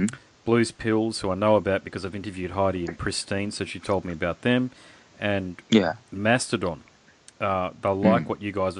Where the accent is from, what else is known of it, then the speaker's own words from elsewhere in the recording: Queensland, Australia; I'm from Queensland, mate.